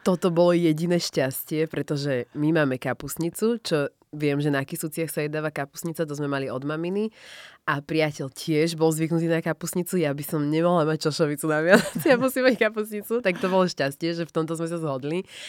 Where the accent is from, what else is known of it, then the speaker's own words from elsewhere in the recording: Slovakia; my samozrejme sme vyrastali a narodili sa na Slovensku, takže my sme proste Slováci